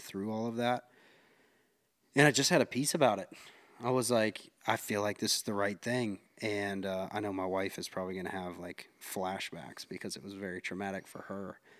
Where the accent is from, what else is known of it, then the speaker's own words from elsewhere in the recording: Concord, North Carolina, United States; we're both from Concord, North Carolina